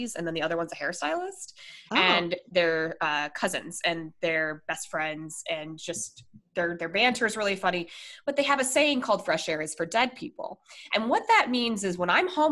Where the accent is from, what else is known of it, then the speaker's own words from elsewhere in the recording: Colorado, United States; I'm from Colorado